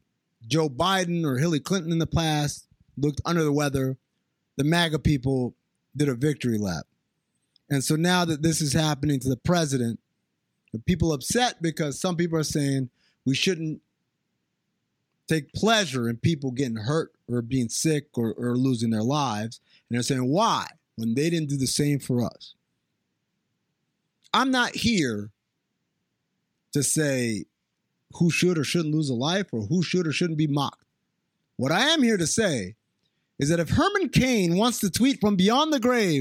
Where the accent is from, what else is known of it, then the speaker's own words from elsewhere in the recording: Sudan; moved away; also born or lived in New York; I grew up in Sudan, and I grew up with a lot of Armenians